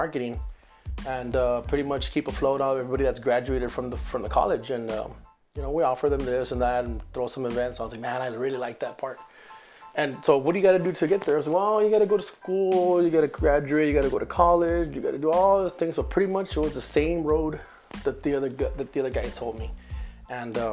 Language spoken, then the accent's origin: English; McAllen, Texas, United States; also born or lived in Reynosa, Tamaulipas, Mexico / Edinburg, Texas; I grew up in McAllen, Texas. I live now in Edinburgh, Texas